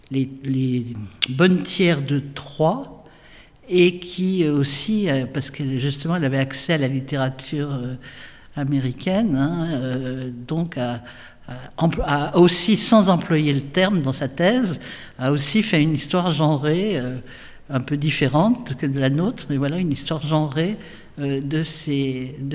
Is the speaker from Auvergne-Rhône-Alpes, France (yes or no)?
yes; Saint-Étienne, Auvergne-Rhône-Alpes, France; moi je suis né à Saint-Étienne.